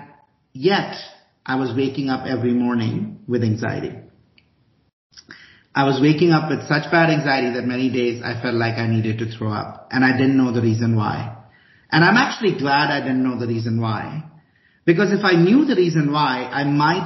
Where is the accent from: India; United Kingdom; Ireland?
India; also born or lived in Chicago, United States; now in Boulder, United States; I grew up in India